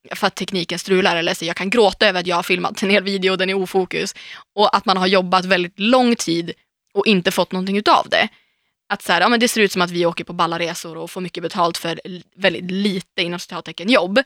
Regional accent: Umeå, Västerbotten County, Sweden; now in Stockholm, Sweden; åka hem, nu och gå på stan i Umeå

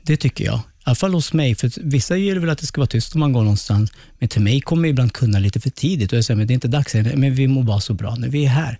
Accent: Sweden; Sverige som är ett fantastiskt land där jag är född

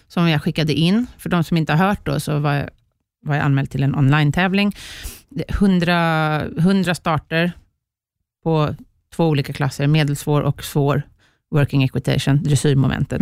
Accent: Sweden; jag var femte bästa svensk

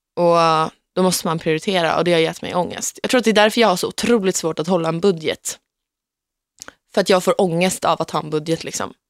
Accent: Gnesta, Södermanland, Sweden; Gnesta där jag kommer ifrån

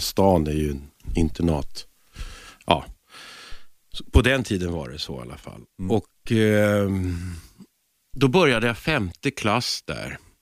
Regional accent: Stockholm, Stockholm County, Sweden; also born or lived in Lidingö / Härjedalen; jag föddes i Stockholm och sen så bodde vi på Frejgatan

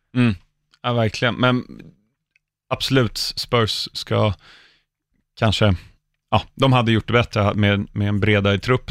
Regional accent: England, United Kingdom; now in Sweden; jag som ändå uppväxt i England

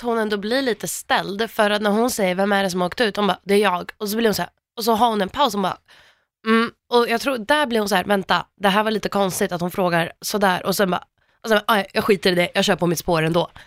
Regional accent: Gällivare, Norrbotten County, Sweden; jag kommer från Gällivare

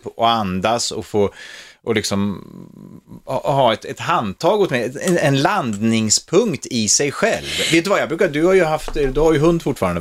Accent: Norrköping, Östergötland, Sweden; also born or lived in Stockholm; Jag var ju själv från Norrköping

